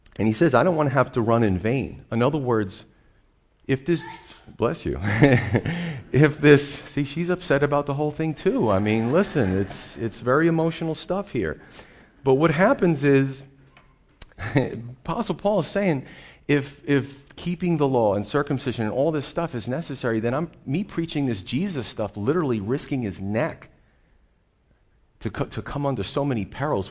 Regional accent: Northeastern United States, United States; we're Northeasterners

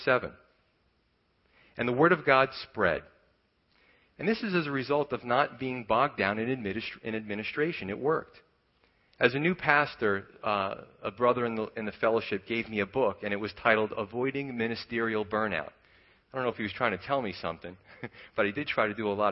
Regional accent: New York, United States; I grew up in New York

